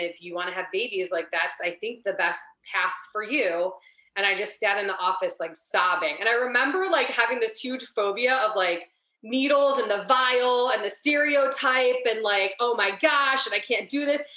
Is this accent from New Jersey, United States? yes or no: no; Ohio, United States; I'm born and raised in Ohio my whole life